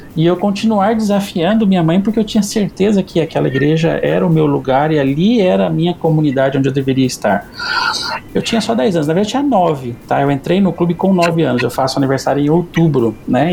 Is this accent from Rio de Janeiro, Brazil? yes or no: no; Campo Grande, Mato Grosso do Sul, Brazil; Eu sou aqui de Campo Grande, Mato Grosso do Sul e vivi aqui quase toda a vida, na né, vida toda